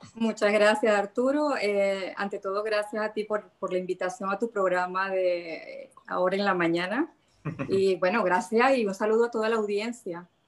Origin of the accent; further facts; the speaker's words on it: La Cañada de Urdaneta, Zulia, Venezuela; now in Nordelta, Argentina; Yo soy del municipio autónomo La Cañada de Urdaneta, soy cañadera